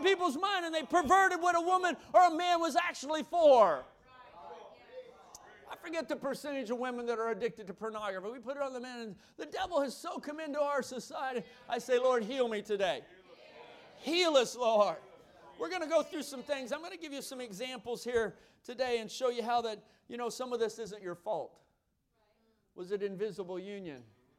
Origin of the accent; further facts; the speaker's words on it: the South, United States; You look at gospel. I'm from the South, Southern gospel music.